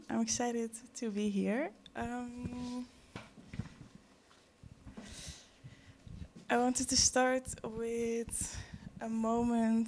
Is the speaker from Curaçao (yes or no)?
yes; Curaçao; now in Netherlands; I was born in Curaçao in 1995. And now I'm here. In between Curaçao and the Netherlands